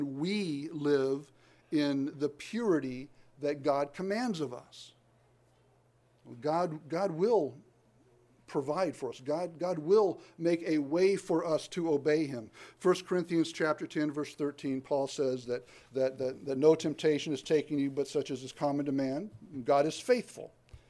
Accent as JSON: {"language": "English", "region": "the South", "country": "United States", "said": "I'm from the South. I don't claim it, but I'm from it"}